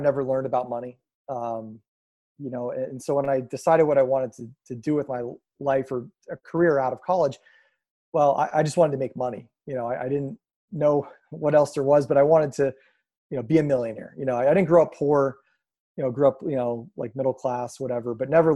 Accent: Erie, Pennsylvania, United States; I'm born and raised in Erie, Pennsylvania.

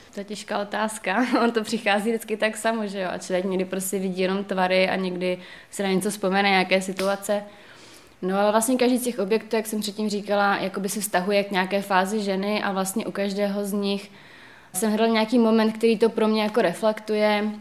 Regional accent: Moravia, Czechia; Já teda jednak pocházím z Moravy

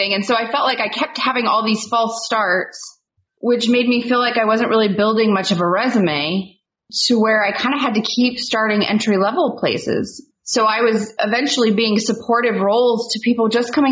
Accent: Central Valley of California near Fresno, United States; moved away as an adult; also born or lived in Portland, Oregon; I grew up in the Central Valley of California near Fresno

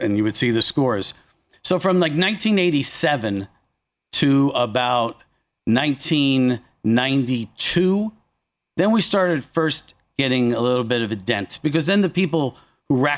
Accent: northeastern New Jersey, United States; Jersey's a big place, especially northeastern New Jersey, where it's, you know, I'm just outside. I mean, I grew up in the Sopranos area

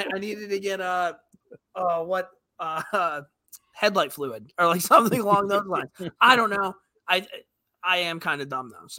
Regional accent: United States; myself as an American

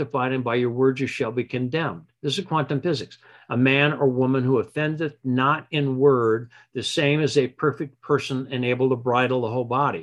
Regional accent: Michigan, United States; I grew up in Michigan

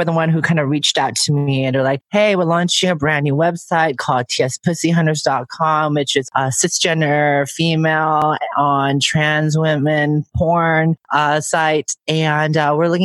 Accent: San Francisco, California, United States; I'm born and raised in San Francisco

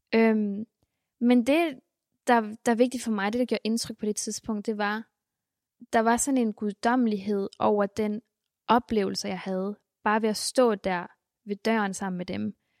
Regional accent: Bornholm, Capital Region of Denmark, Denmark; also born or lived in Colima, Mexico; det var også et stort skift fra Mexico til Bornholm.

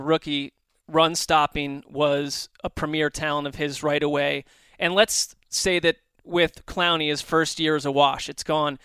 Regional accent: East Coast, United States; I grew up on the East Coast

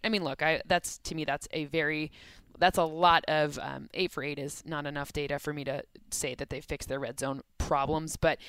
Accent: Midwest, United States; we're both from the Midwest.

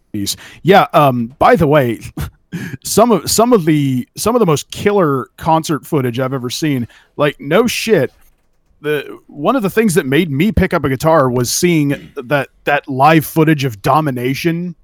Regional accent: Central Valley, California, United States; now in Oregon, United States; I'm from California

